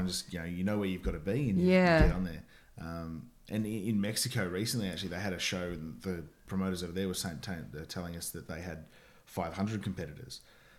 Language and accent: English; Oatley, New South Wales, Australia; now in Melbourne, Australia; Okay, I was born in Sydney.